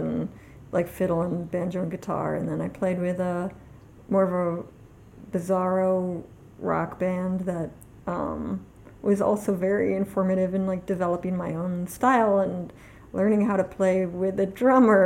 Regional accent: New York City, New York, United States; I grew up in Manhattan. Yeah, on the Upper West Side

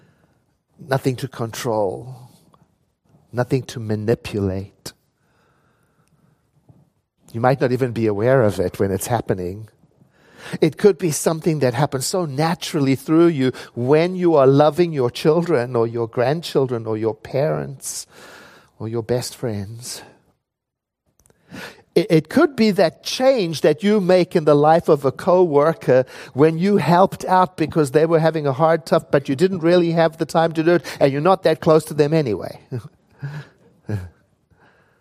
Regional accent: South Africa; moved away; I never grew up with Halloween when I was born in South Africa

